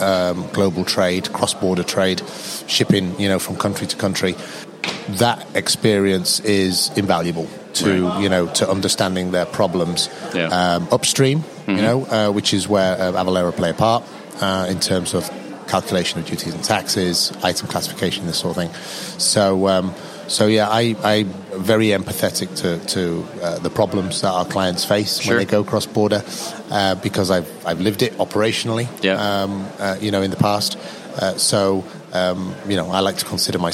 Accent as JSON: {"language": "English", "country": "United Kingdom", "also_born_or_lived": "Tokyo, Japan / Saudi Arabia / Bahrain / Taiwan", "moved": "as an adult", "said": "I'm British"}